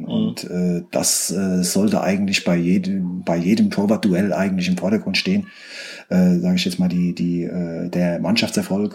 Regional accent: Kaiserslautern area, Rhineland-Palatinate, Germany; ich bin in der Gegend von Kaiserslautern aufgewachsen

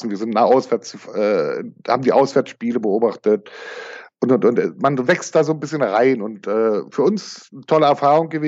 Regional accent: East Germany, Germany; wir kommen aus der ehemaligen DDR

